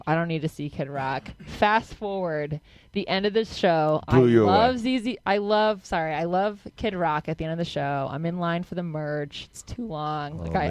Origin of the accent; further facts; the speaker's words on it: Michigan, United States; So I'm from Michigan, right?